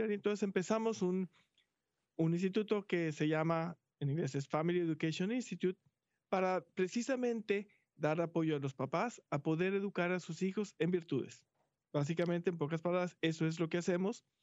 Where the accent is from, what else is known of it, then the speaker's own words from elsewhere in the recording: Mexico; moved away as an adult; now in Houston, United States; hace como 14 años que llegamos a Houston, venimos de México, este, nuestros hijos estuvieron toda su vida en colegio católico